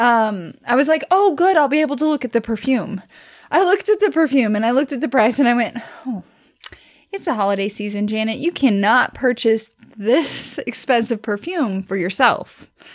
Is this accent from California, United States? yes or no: no; Southwest Missouri, United States; I grew up in Southwest Missouri, which is near Silver Dollar City